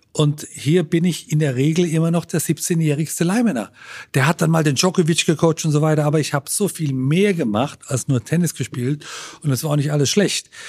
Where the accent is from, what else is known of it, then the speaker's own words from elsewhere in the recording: Germany; moved away as an adult; now in Italy; mag die deutsche Kultur und mag so meine Heimat